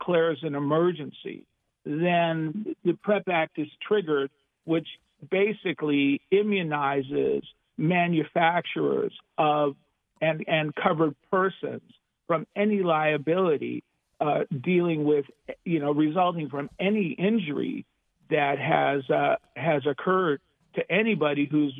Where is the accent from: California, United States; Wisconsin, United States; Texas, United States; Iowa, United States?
California, United States; Los Angeles; I'm from Los Angeles, so it is indeed a pleasure to be back home